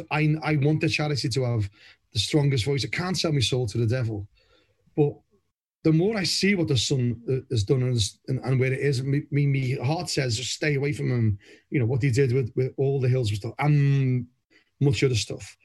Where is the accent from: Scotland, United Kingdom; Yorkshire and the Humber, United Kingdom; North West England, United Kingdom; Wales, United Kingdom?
North West England, United Kingdom; Liverpool; moved away as an adult; now in Somerset, United Kingdom; I've been down to Somerset longer than I was in Liverpool, born and bred in Anfield